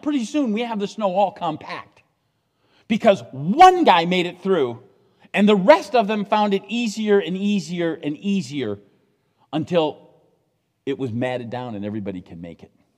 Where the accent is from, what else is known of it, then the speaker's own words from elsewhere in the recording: United States; I'm an American